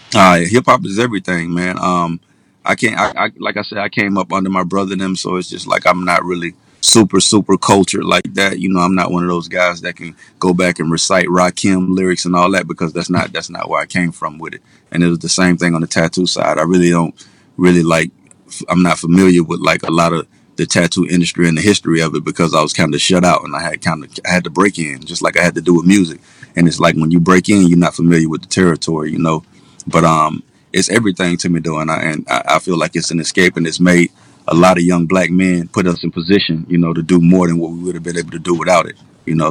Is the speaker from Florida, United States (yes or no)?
yes; Pensacola, Florida, United States; also born or lived in Atlanta; I'm originally from Pensacola, Florida, born and raised